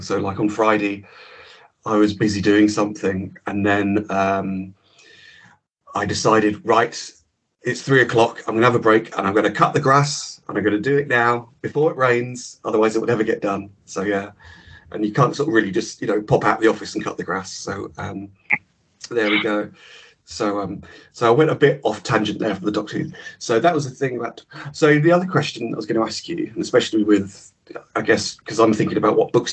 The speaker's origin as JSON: {"language": "English", "town": "Cambridge", "region": "East of England", "country": "United Kingdom", "tie": "born or raised there", "also_born_or_lived": "Leeds", "moved": "yes", "said": "I grew up in Cambridge, or a village just outside Cambridge"}